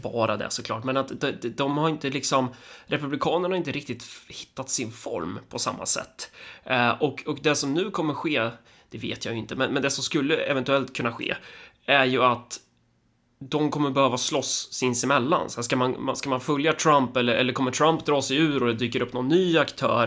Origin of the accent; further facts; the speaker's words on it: Närke, Örebro County, Sweden; som Närking